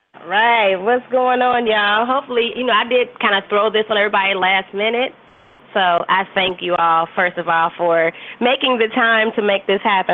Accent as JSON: {"language": "English", "town": "Cincinnati", "region": "Ohio", "country": "United States", "said": "I am from Cincinnati, Ohio"}